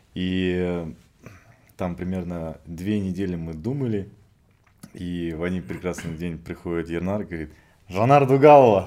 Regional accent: Kazakhstan; я из Казахстана

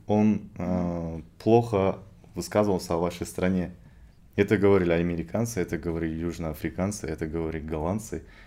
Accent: Kazakhstan; я из Казахстана

